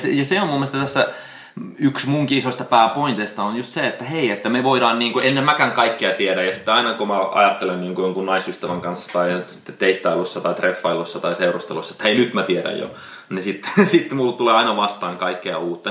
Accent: Finland; moved away; also born or lived in United States; silloin kun mä tulin Suomeen joku seitsemän vuotta sitten, niin mä aloitin niin kuin tanssikoulun kehittämisellä ja mun suomen kielen taidot ei ollut enää niin hyvä. Mä olin 12 vuotta ollut Jenkessä enkä muistanut hirveästi, miten suomen kieltä enää

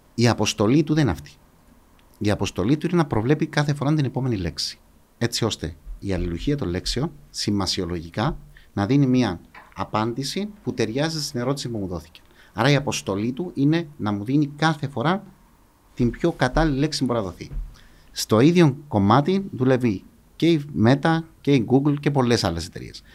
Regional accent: Paphos, Paphos District, Cyprus; Μεγάλωσα στην Πάφο. Μεγάλωσα στο κέντρο τη Πάφου

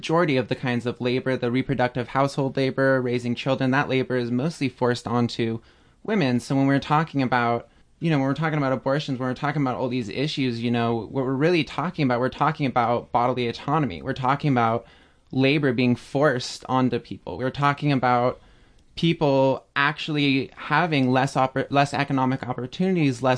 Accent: Bay Area, California, United States; moved away; I'm originally from California, from the Bay Area

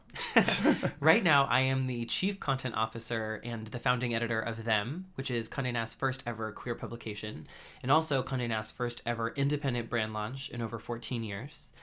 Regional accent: Andover, Massachusetts, United States; moved away as an adult; in my hometown of Andover, Massachusetts.

